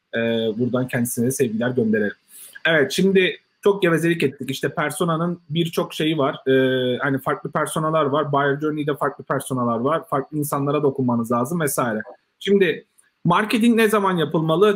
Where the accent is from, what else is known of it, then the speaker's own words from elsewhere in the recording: Turkey; biz Türkler olarak